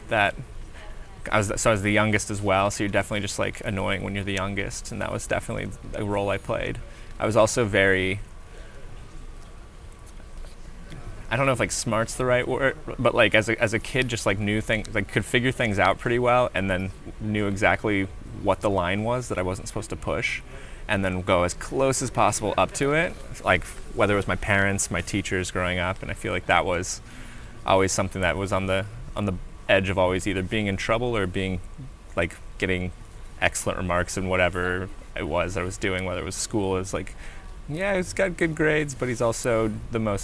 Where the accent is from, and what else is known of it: Colorado, United States; born or raised there; also born or lived in Arizona / Navajo Nation